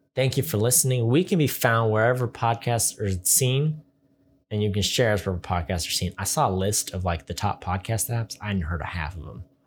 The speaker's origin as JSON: {"language": "English", "region": "California", "country": "United States", "also_born_or_lived": "Rexburg, Idaho", "said": "I'm from California"}